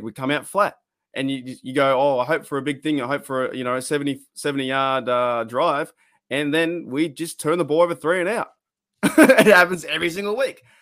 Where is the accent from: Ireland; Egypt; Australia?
Australia; we are Australian